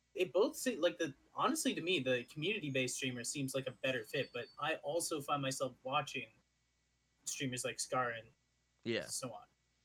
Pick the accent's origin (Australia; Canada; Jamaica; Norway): Canada; Ottawa, Ontario